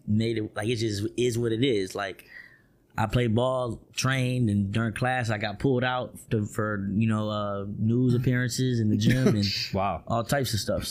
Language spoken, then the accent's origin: English; Orlando, Florida, United States; I'm from Orlando, in Orlando, Florida